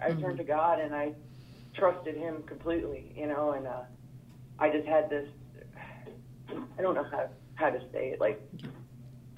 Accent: New York, United States; moved away as an adult; now in Missouri, United States; I moved to Missouri, I'd say a couple of years, maybe 2 or 3 years before all this happened. So I come from New York.

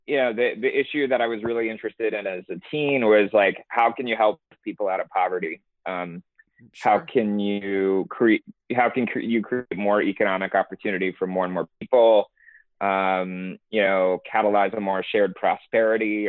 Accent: Houston, Texas, United States; also born or lived in Massachusetts / Boston; I grew up in Houston, Texas

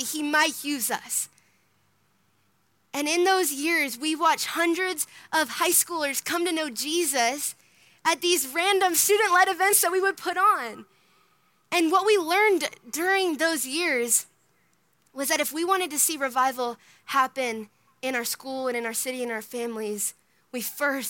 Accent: Minnesota, United States; now in Texas, United States; I grew up in Minnesota

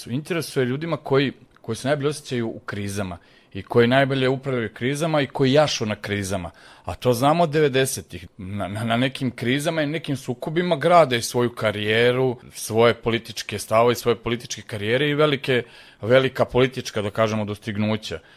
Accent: Serbia; ja sam ovde rođen, školovan, radim

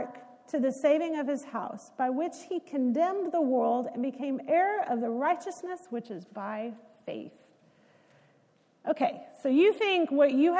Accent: Texas, United States; when you grow up in Texas

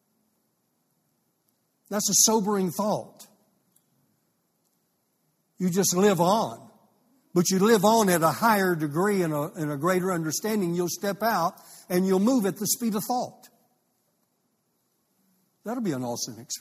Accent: Amarillo, Texas, United States; also born or lived in Fort Worth, Texas / Santa Fe, New Mexico; I was raised in Fort Worth and Amarillo, in between the two

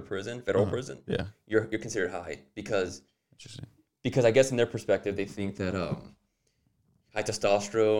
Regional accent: Los Angeles, California, United States; moved away; also born or lived in Douglas, Arizona; I'm from Los Angeles.

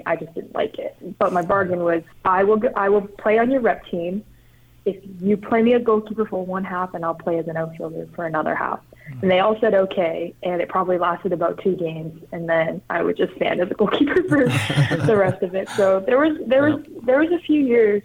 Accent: Canada; moved away; growing up in Canada, hockey's a big deal

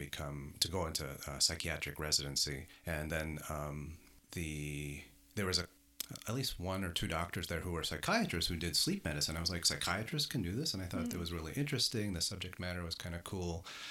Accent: Minnesota, United States; now in Canada; Oh, I'm from Minnesota, actually.

